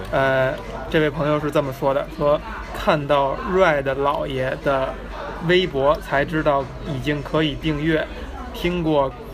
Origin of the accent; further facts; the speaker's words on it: Beijing, China; 我们作为这个土生土长的北京人